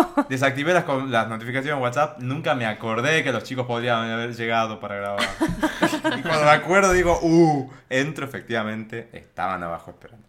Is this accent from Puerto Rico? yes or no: no; Argentina; yo soy de acá